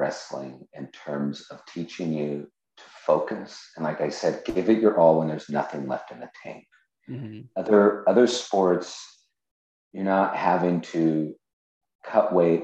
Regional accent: California, United States; moved away as an adult; now in Connecticut, United States; I'm from California. I'm 3,000 miles away from my family

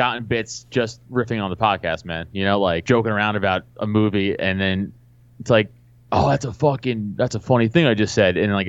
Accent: New York City, New York, United States; I'm from Staten Island, and I was doing comedy in Staten Island

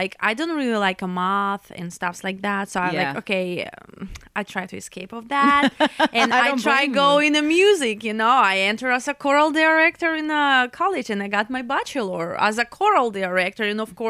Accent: Belarus; English is a second language; Because I'm from Europe, Belarus, and I used to work all over Europe.

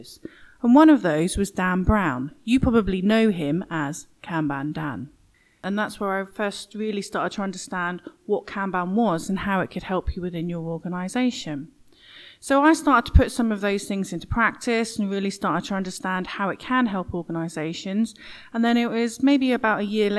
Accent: Norwich, East of England, United Kingdom; accent: east of England; I actually live in Norwich, and that's where my accent's from, the east of England. Because I lived in Norwich my whole life

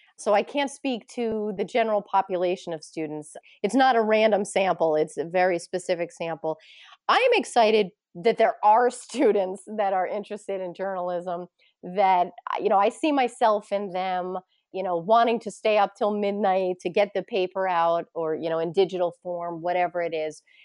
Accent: Poughkeepsie, New York, United States; moved away as an adult; also born or lived in Ithaca, New York / Plattsburgh, New York; now in Bellingham, United States; my hometown, which is Poughkeepsie, New York

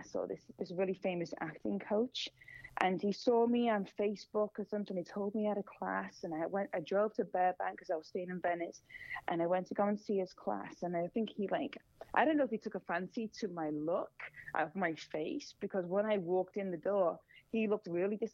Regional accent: Singapore; moved away as an adult; now in Los Angeles, United States; I'm Singaporean

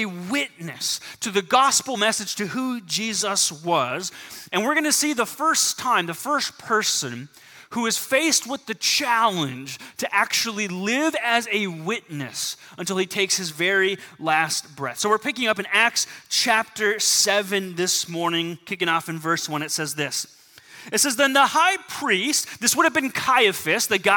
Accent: Southern California, United States; growing up in Southern California

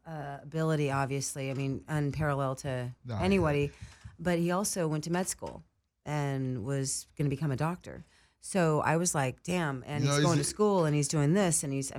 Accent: Philadelphia, Pennsylvania, United States; just like that skating in Philly, growing up in Philly and skating Philly.

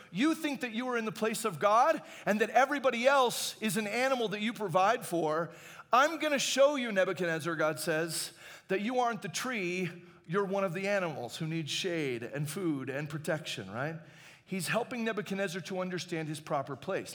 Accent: Phoenix, Arizona, United States; I grew up in Phoenix

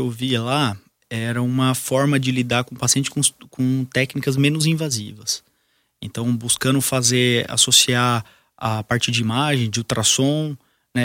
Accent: Brazil; sou brasileiro, vou ficar aqui

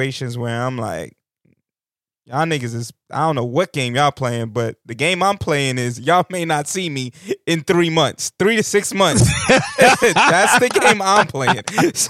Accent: New York City, New York, United States; I'm from Brooklyn

